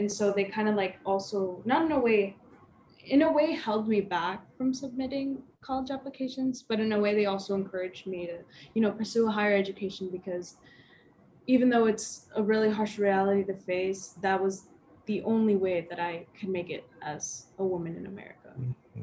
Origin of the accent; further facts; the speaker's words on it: Las Vegas, Nevada, United States; moved away as an adult; I'm originally from Las Vegas